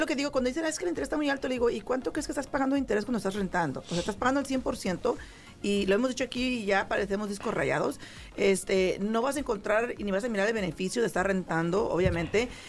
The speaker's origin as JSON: {"language": "Spanish", "town": "San Jose", "region": "California", "country": "United States", "moved": "as an adult", "said": "yo, yo pues soy de San José, California"}